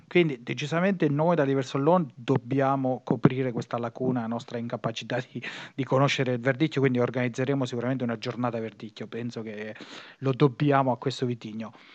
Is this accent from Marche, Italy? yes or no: yes; Marche, Italy; moved away as an adult; now in Emilia-Romagna, Italy; dico che sono marchigiano